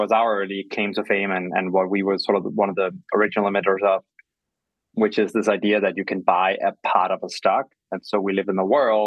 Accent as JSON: {"language": "English", "town": "Copenhagen", "region": "Capital Region of Denmark", "country": "Denmark", "also_born_or_lived": "London", "moved": "yes", "lives_now": "New York, United States", "said": "I'm originally from Copenhagen, now live in New York"}